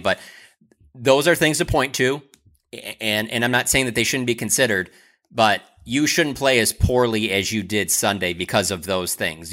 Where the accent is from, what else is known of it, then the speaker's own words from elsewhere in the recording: Detroit, Michigan, United States; I'm from Detroit.